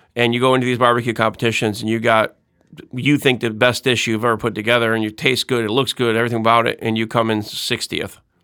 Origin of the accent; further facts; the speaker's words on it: Windsor Locks, Connecticut, United States; moved away as an adult; also born or lived in Hartford, Connecticut; now in Saint Tammany Parish, United States; I grew up in Windsor Locks, Connecticut